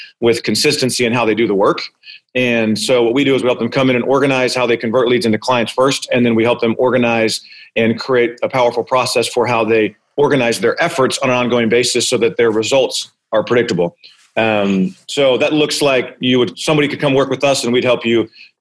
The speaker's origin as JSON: {"language": "English", "region": "Arizona", "country": "United States", "tie": "born or raised there", "said": "I'm born and raised in Arizona"}